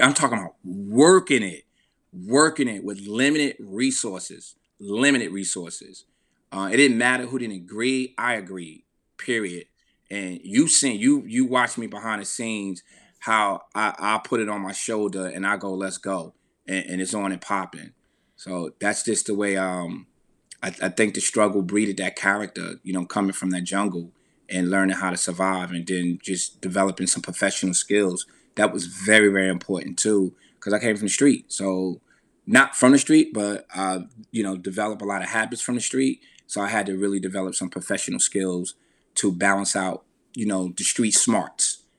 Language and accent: English; Veldsburg, New Jersey, United States; growing up in Veldsburg, New Jersey